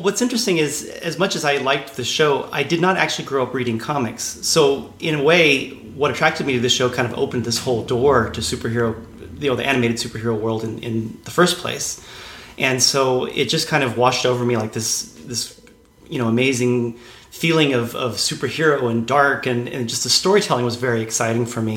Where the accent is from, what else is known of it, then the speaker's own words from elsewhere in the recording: San Angelo, Texas, United States; also born or lived in Denton, Texas; I grew up in Texas, actually, in a small town uh, called San Angelo in okay. West Texas